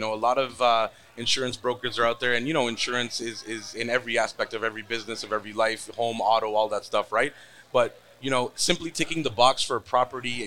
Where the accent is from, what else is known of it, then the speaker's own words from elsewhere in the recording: Toronto, Ontario, Canada; I am from Toronto